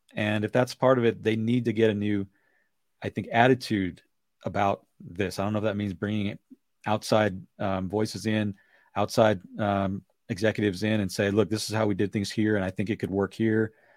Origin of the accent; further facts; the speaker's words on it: Bay Area, California, United States; growing up in the Bay Area